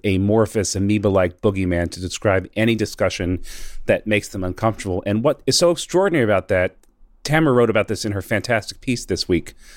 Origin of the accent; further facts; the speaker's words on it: Northeast, United States; Growing up in the Northeast, you know, we learned what the Civil War was fought over.